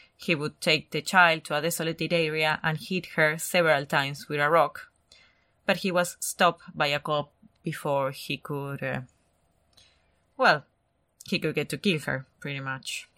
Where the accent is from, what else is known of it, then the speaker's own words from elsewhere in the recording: Argentina; English is a second language; moved away; I'm Argentinian.